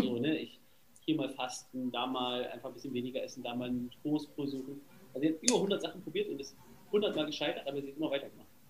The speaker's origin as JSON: {"language": "German", "region": "Berlin", "country": "Germany", "said": "ich komme aus Berlin"}